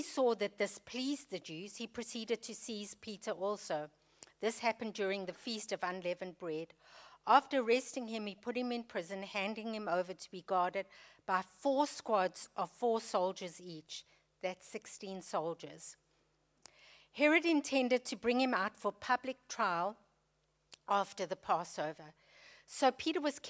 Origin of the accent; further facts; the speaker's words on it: South Africa; moved away as an adult; So you can hear from my accent that I'm not British. We were born and raised in South Africa